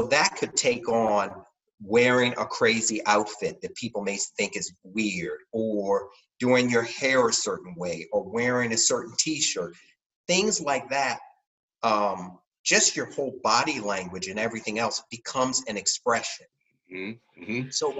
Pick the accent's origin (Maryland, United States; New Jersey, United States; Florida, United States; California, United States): Maryland, United States; Baltimore; now in San Francisco, United States; I came straight from Baltimore, Maryland at that point.